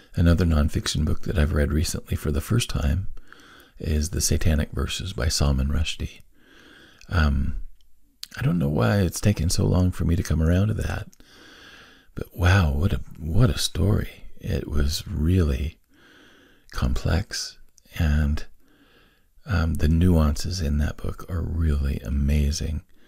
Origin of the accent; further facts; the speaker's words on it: Wyoming, United States; I was born on the Lincoln Highway, and I lived in four or five different places along the old Lincoln Highway as I was growing up